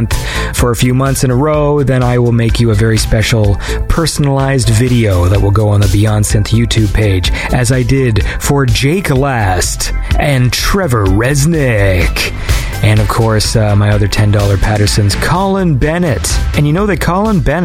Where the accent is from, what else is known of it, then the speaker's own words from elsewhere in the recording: Canada; I'm Canadian, so I say Z.